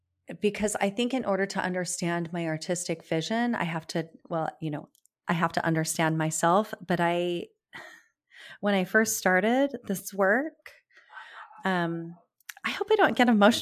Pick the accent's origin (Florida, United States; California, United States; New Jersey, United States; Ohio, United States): California, United States; Because I grew up in California, so I was close to always to the beach.